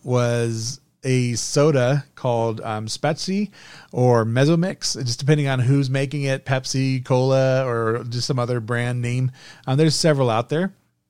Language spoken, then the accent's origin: English; Germany; I grew up in part in, because my dad was in the army. I grew up in Germany.